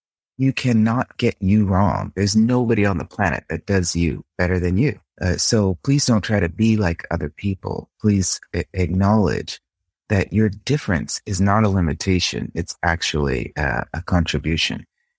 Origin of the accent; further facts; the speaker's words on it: Boston, Massachusetts, United States; now in Rome, Italy; I was born and raised in Boston.